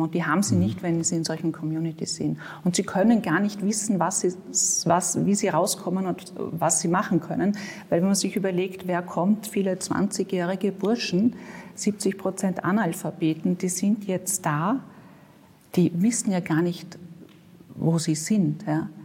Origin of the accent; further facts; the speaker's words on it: Vienna, Austria; ich bin in Mauer aufgewachsen